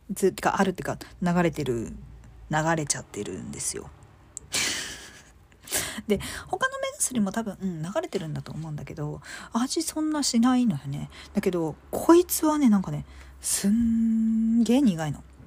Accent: Chiba, Japan; 私、あのー、生まれは実は千葉なんですよ

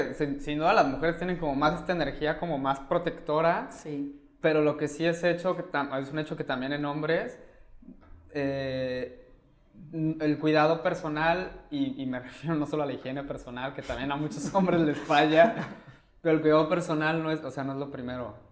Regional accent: Mexico City, Mexico; now in Cancún, Mexico; yo crecí en DF

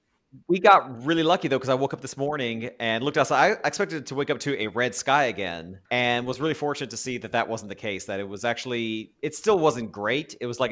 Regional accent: Texas, United States; now in California, United States; I like growing up in Texas

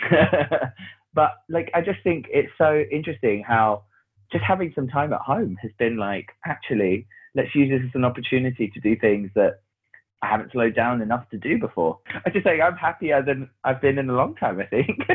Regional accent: London, United Kingdom; I grew up in Hackney in um, North London

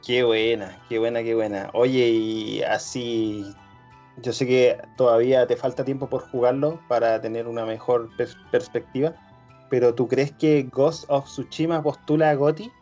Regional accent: Chile; somos chilenos, todos somos chilenos

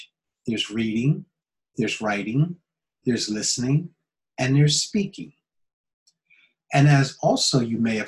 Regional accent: United States; moved away as an adult; now in Japan; I'm an American

